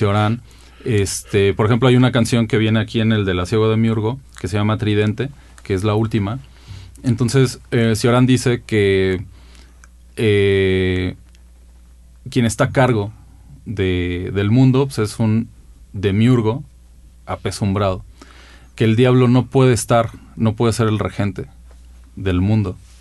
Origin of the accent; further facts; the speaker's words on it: Mexico City, Mexico; yo nací en la Ciudad de México, eh, pues el Estado de México en gran medida es una ciudad dormitorio y en mi caso lo ha sido. Mi vida principalmente se ha desarrollado en la ciudad